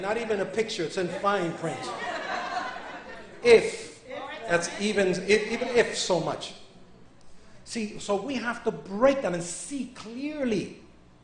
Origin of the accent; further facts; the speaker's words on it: New York, United States; I'm a New Yorkerican. So I was raised in New York